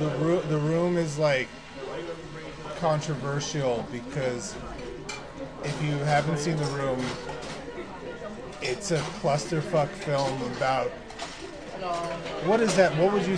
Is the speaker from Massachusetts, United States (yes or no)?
yes; Massachusetts, United States; Which I just said like I'm from Massachusetts.